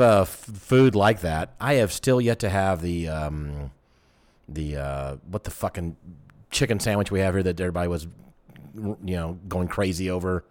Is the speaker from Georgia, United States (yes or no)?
yes; Atlanta, Georgia, United States; I'm from Atlanta